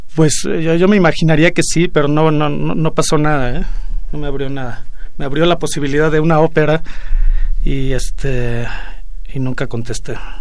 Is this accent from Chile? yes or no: no; Mexico; somos mexicanos y este, de alguna manera estamos vinculados con la Ciudad de México